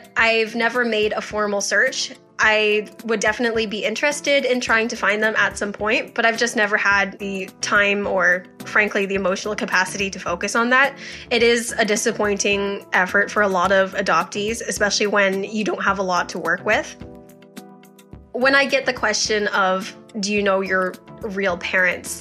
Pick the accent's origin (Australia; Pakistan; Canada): Canada; Strathroy, Ontario; also born or lived in Hunan, China; I was adopted from Hunan, China when I was a year old, and I grew up in Strathroy, Ontario